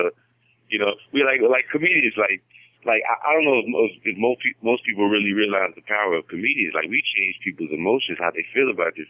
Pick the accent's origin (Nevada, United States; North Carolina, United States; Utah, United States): Nevada, United States; Las Vegas; Vegas is my home. I'm born and raised in Vegas. It's my home, so that's all I know.